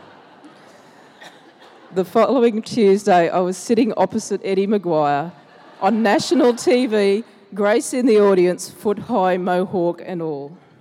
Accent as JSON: {"language": "English", "town": "Logan", "region": "Queensland", "country": "Australia", "tie": "born or raised there", "said": "growing up in Logan"}